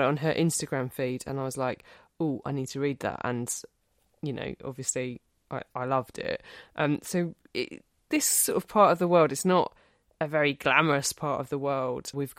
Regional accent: Essex, East of England, United Kingdom; I'm enormously proud to be an Essex Girl.

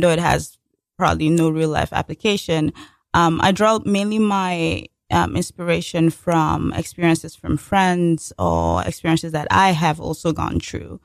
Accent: Nigeria; moved away as an adult; now in United States; back in my home country

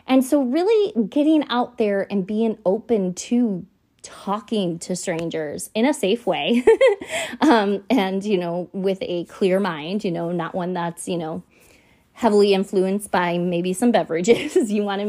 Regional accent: Buffalo, New York, United States; I was born and raised in Buffalo, New York

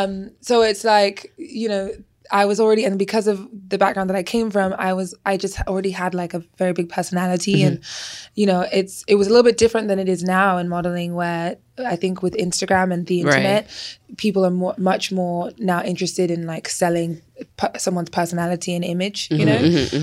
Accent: England, United Kingdom; now in United States; Because I mean, I came from England and we thought, I literally was like, it's the streets paved with gold over here.

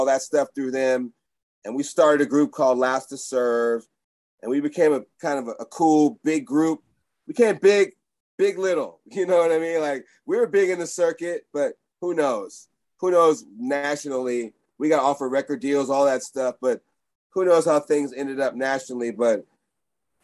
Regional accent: Oakland, California, United States; also born or lived in San Francisco; I'm from Oakland, really

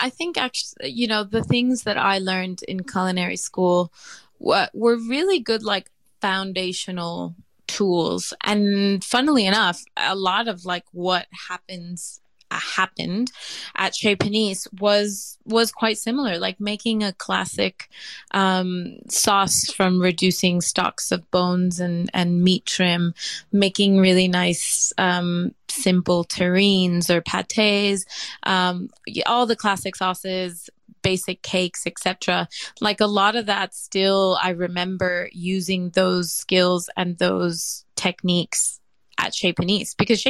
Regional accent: Miami, Florida, United States; born there; I was born in Miami, and from as young as I can remember, I remember standing next to my mom in the kitchen while she was cooking something.

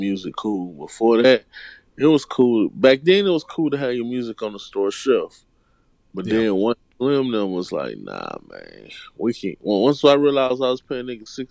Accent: Houston, Texas, United States; I was born and raised in Houston. I was born and raised on the South Side.

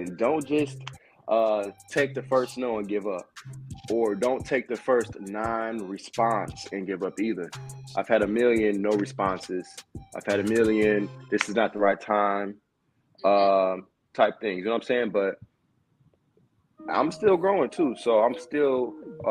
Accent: Joliet, Illinois, United States; I'm from Joliet and I'm from the suburbs

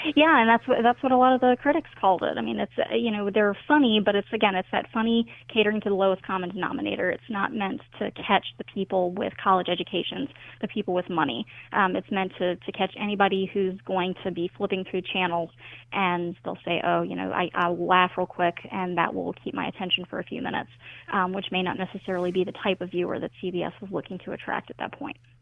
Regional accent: the South, United States; I'm from the South

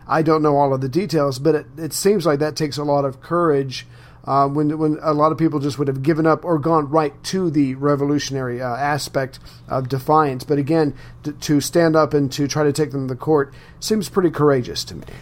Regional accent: United States; as an American, as a good, loyal American

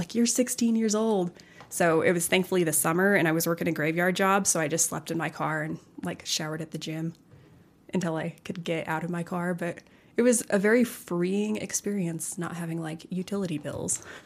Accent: Colorado Springs, Colorado, United States; also born or lived in Pueblo, Colorado; I was born in Colorado Springs

